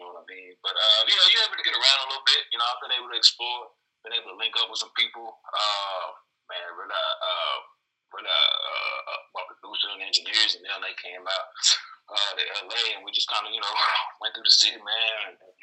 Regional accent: Fort Worth, Texas, United States; moved away as an adult; now in Los Angeles, United States; I'm born and raised in Fort Worth, Texas, which is next to Dallas

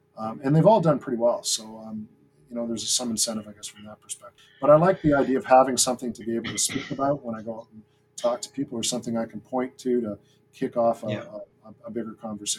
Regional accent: Greenwood, Nova Scotia, Canada; now in Toronto, Canada; And I consider the place that I grew up Greenwood in the Annapolis Valley, where my dad was stationed. So I lived there, my wonder years I lived there.

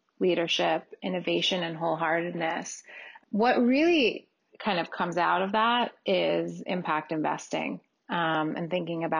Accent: New York City, New York, United States; I grew up in New York City.

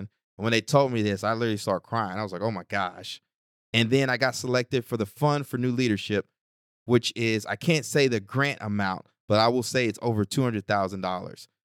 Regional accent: Texas, United States; moved away as an adult; I'm from Texas

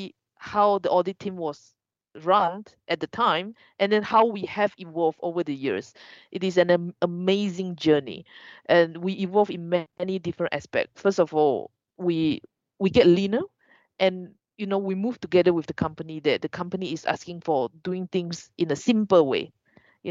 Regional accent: Malaysia; moved away; I want to go home. So Malaysia

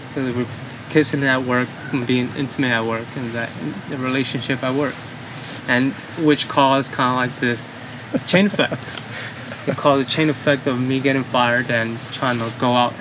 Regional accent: New York City, New York, United States; moved away as an adult; also born or lived in Dominican Republic; now in North Carolina, United States; Me and my family immigrated from the Dominican Republic in the early 1990s. We immigrated to the Williamsburg area, Brooklyn

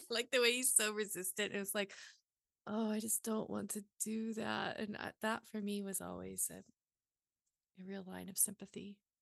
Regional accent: the South, United States; growing up in the South

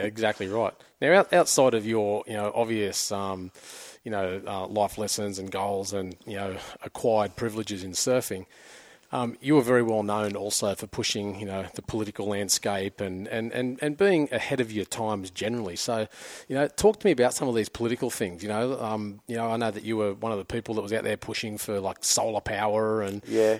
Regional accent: Avoca Beach, New South Wales, Australia; I grew up in Avoca down the central coast

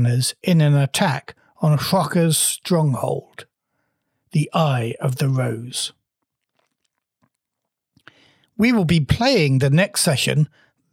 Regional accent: Wales, United Kingdom; I'm a Welshman

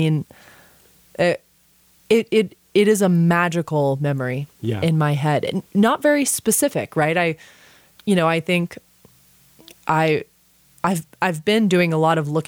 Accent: Austin, Texas, United States; born or raised there

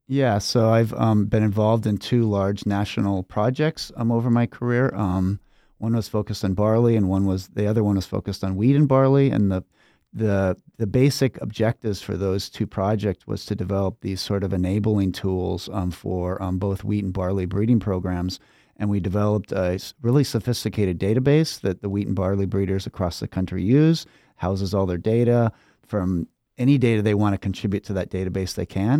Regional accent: Pullman, Washington, United States; moved away as an adult; now in Minnesota, United States; I grew up in Pullman, Washington

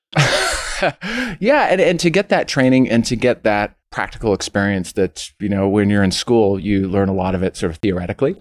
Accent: Scarborough, Ontario, Canada; I, was born and raised in Scarborough, went to high school there

